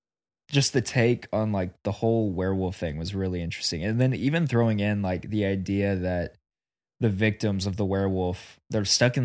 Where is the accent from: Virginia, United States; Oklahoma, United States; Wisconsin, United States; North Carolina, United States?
Oklahoma, United States; Yeah, we grew up in Oklahoma, so again.